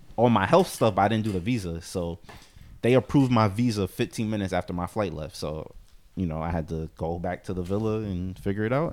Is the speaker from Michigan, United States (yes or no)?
no; New York City, New York, United States